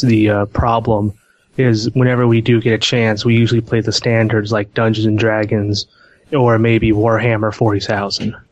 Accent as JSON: {"language": "English", "town": "Portland", "region": "Oregon", "country": "United States", "said": "I am from Portland, Oregon"}